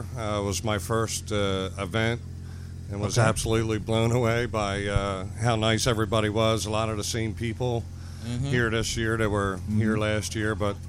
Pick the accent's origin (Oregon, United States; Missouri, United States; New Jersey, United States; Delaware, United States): New Jersey, United States; Franklinville; from South Jersey, Franklinville area.